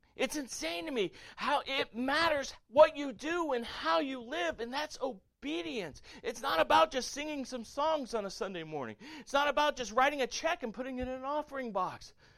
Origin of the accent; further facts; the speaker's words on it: the South, United States; I grew up playing football in the South